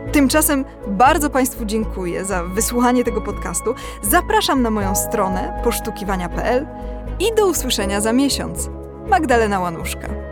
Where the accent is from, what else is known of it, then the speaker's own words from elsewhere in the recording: Kraków, Lesser Poland, Poland; ja jestem z Krakowa